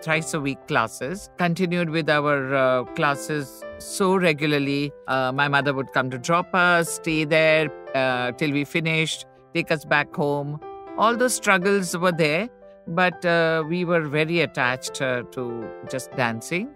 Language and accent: English; Ahmedabad, Gujarat, India; also born or lived in Mumbai; When we moved to Ahmedabad from Bombay, I was very young